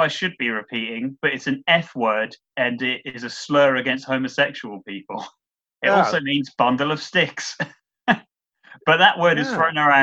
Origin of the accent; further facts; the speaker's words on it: United Kingdom; We are British